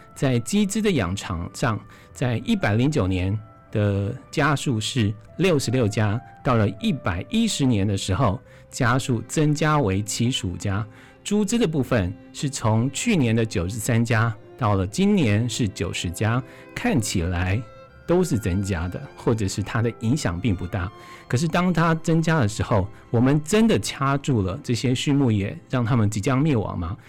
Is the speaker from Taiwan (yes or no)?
yes; Hualien County, Taiwan; 我们花莲人